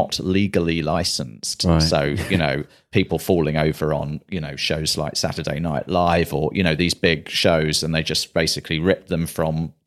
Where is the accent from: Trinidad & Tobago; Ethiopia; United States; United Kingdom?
United Kingdom; London; also born or lived in Manchester; I was in London all of my life, other than when I was at Manchester at university.